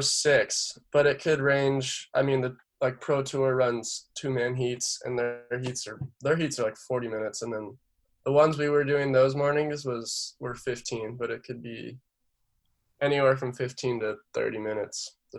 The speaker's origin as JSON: {"language": "English", "town": "San Clemente", "region": "California", "country": "United States", "said": "So I'm from San Clemente. Dana Point's probably 15 minutes north from me."}